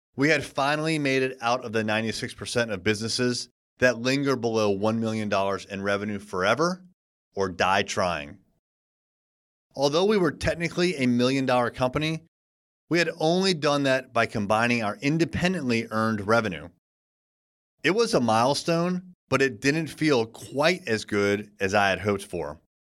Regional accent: United States; being an American

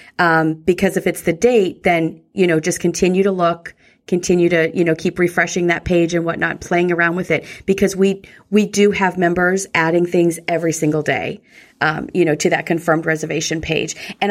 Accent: New England, United States; I'm from New England.

